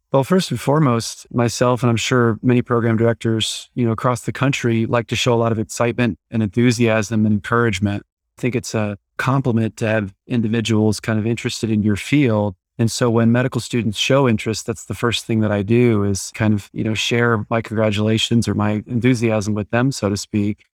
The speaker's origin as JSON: {"language": "English", "region": "Iowa", "country": "United States", "moved": "as an adult", "lives_now": "Dallas, United States", "said": "I'm originally from Iowa, uh, went to medical school there"}